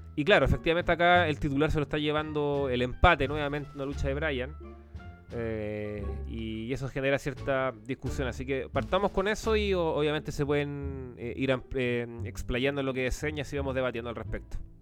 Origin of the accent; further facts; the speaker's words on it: Chile; como chileno